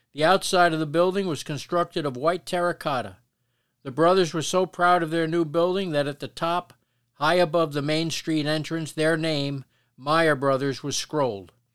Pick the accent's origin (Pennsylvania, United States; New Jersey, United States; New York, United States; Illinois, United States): New Jersey, United States; Paterson; the Patterson we grew up